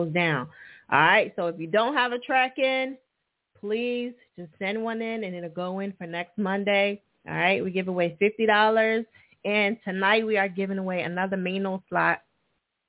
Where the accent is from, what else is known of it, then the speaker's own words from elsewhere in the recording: New Jersey, United States; Newark, New Jersey. My home state